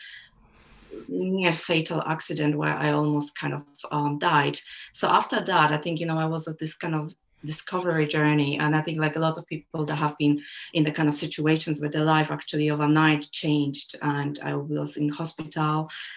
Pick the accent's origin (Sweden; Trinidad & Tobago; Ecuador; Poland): Poland; moved away; also born or lived in United Kingdom / Germany / Australia; And I was born and brought up in Poland as a child, even if I grew up in UK and Germany and even Australia as well.